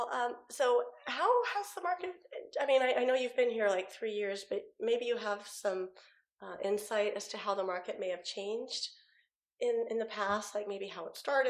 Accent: San Jose, California, United States; also born or lived in Washington peninsula; now in Washington, United States; I'm from San Jose, Campbell, California

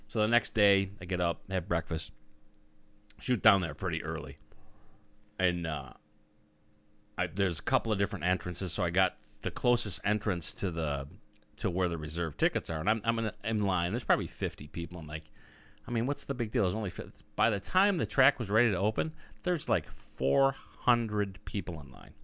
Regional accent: Arizona, United States; I'm from Arizona

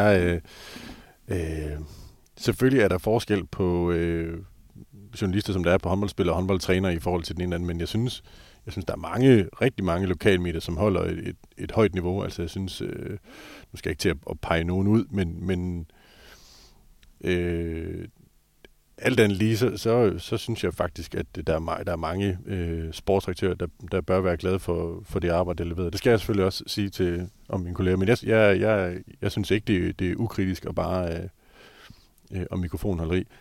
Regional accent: Skjern, Central Denmark Region, Denmark; jeg voksede op i Skjern

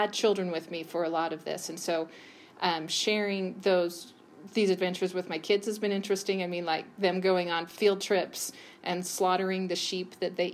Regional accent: Utah, United States; moved away as an adult; I grew up in that house in Utah

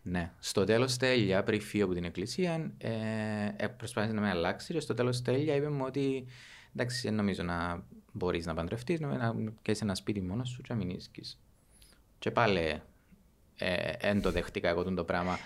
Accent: Avgorou, Famagusta District, Cyprus; Κατάγομαι από το Αυγόρου, στην επαρχία του

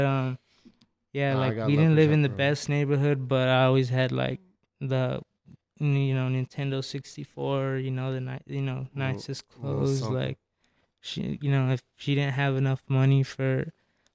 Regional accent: Canutillo, Texas, United States; I was born in Canotillo. It's like a little shitty town, before you get to El Paso. Canotillo High School, that's where I went. Bill Childress Elementary. Canotillo Middle School, Canotillo High School, those are all the schools I went to.

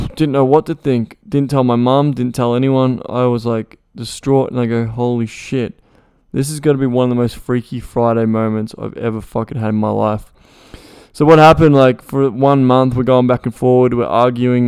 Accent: Melbourne, Victoria, Australia; I was from Melbourne, I was, I went all the way to Melton.

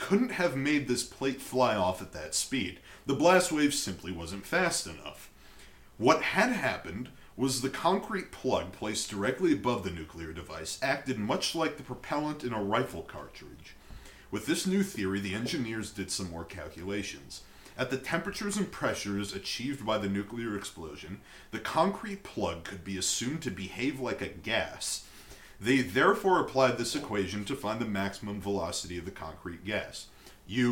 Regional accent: United States; as an American

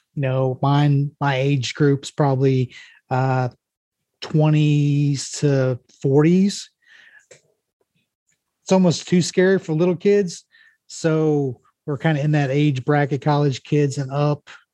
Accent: Mexico, United States; this is Mexico, my hometown

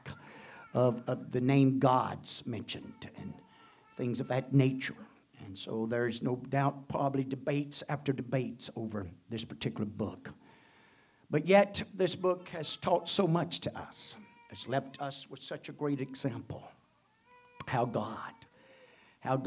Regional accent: United States; born and placed here, not only with the birth, the citizen birth of the United States and being born as American man

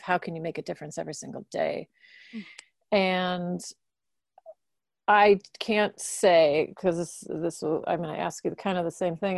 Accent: Milwaukee, Wisconsin, United States; I grew up in Milwaukee.

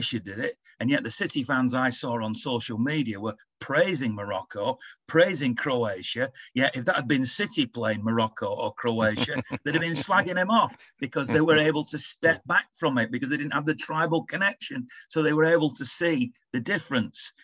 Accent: England, United Kingdom; as an Englishman

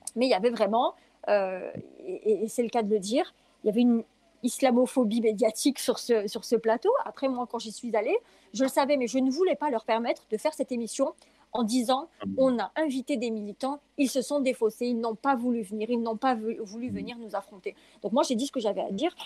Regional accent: France; je suis française

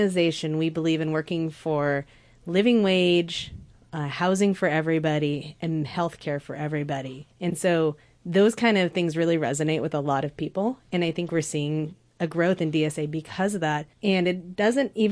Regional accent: Southern Oregon, United States; I grew up in Southern Oregon

